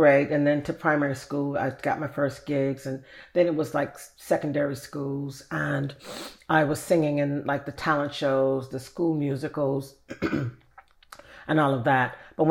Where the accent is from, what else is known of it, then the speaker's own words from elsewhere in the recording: Chicago, Illinois, United States; Chicago, south side of Chicago.